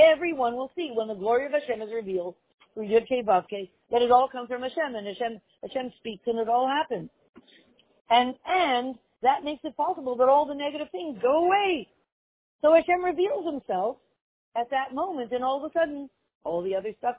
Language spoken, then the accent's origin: English; Montreal, Quebec, Canada; When I grew up in Montreal